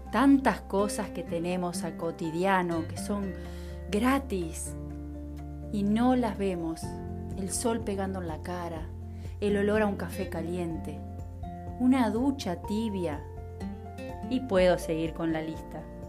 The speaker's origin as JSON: {"language": "Spanish", "country": "Uruguay", "said": "mi país, Uruguay"}